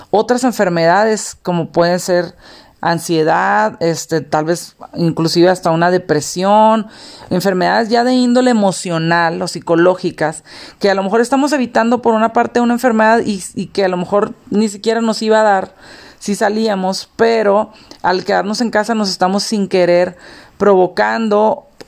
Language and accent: Spanish; Mexicali, Baja California, Mexico; now in León, Mexico; Yo soy de Mexicali, ahorita vivo en León. Y en aquel entonces, pues yo de Mexicali vivíamos en, pues es la frontera.